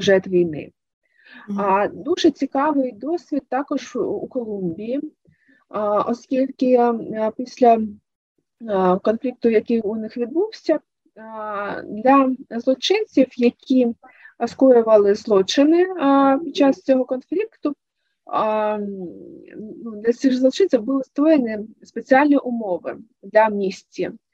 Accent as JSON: {"language": "Ukrainian", "town": "Luhansk", "region": "Luhansk Oblast", "country": "Ukraine", "tie": "born or raised there", "moved": "yes", "said": "мій рідний Луганськ"}